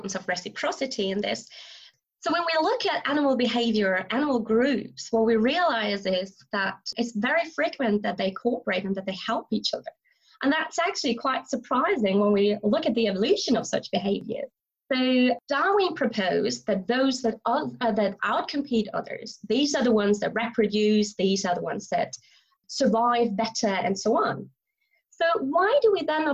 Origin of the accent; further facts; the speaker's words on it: Germany; now in St Andrews, United Kingdom; I'm originally from Germany, and I'm now a lecturer at the University of St. Andrews in Scotland